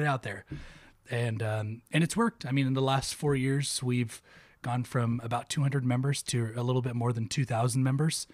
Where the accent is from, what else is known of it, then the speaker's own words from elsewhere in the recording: Oxnard, California, United States; moved away as an adult; also born or lived in Ventura, California / West Texas; I was uh, born and raised in Oxnard. Went Oxnard High